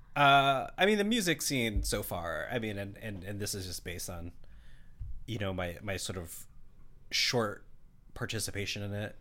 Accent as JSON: {"language": "English", "town": "Seattle", "region": "Washington", "country": "United States", "tie": "born or raised there", "said": "I grew up here in Seattle"}